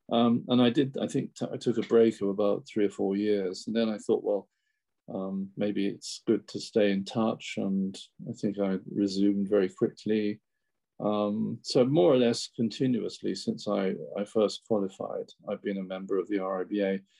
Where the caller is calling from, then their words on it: Bavaria, Germany; I'm talking from uh, southern Bavaria, close to the Alps, okay. on the north side of the Alps